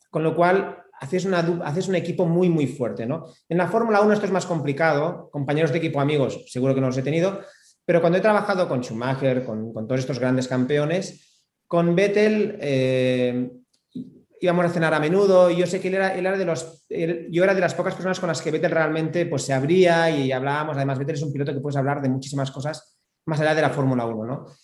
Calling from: Buenos Aires, Argentina; Hola, ¿cómo están a todos los podcast? … soy de Buenos Aires.

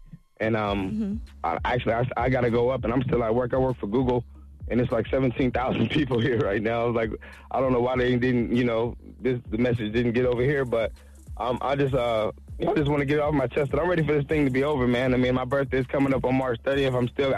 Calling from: Ohio, United States; I'm calling from Ohio right now.

